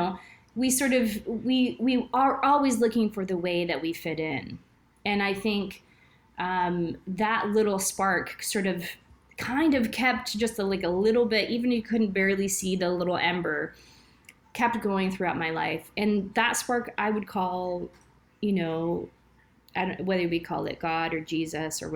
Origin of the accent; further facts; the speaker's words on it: Texas, United States; moved away as an adult; now in Alberta, Canada; I'm from Texas originally, and now I moved to Canada almost 20 years ago